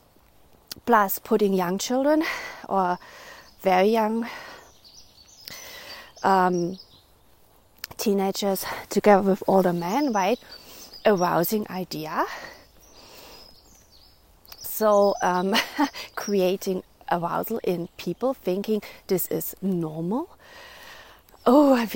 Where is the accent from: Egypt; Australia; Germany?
Germany; moved away; also born or lived in Netherlands; I grew up in Germany